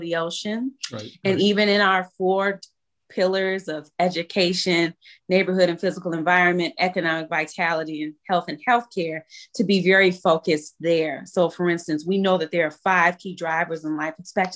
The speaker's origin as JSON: {"language": "English", "town": "Chicago", "region": "Illinois", "country": "United States", "tie": "born or raised there", "also_born_or_lived": "North Lawndale, Chicago", "said": "having a lived experience on the West Side, growing up in East Garfield Park"}